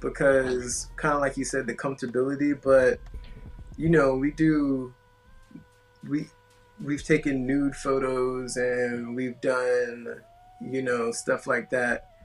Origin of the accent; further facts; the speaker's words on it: Atlanta, Georgia, United States; moved away as an adult; also born or lived in Queens, New York; now in Tampa, United States; my family's originally from Queens, mm-hmm. and then we moved to Atlanta